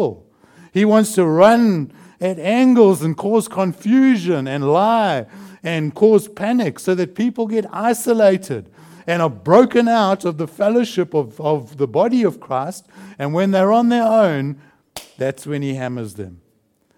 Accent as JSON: {"language": "English", "country": "South Africa", "moved": "yes", "said": "I come from South Africa"}